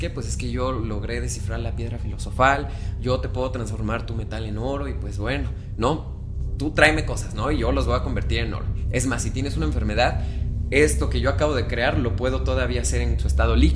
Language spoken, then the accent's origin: Spanish; Mexico; ustedes saben que yo soy bien mexicano.